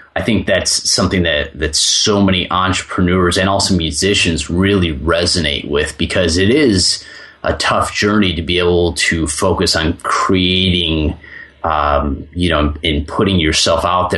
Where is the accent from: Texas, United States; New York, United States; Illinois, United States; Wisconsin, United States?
Illinois, United States; Chicago; So I grew up listening to rock music, and I grew up in Chicago.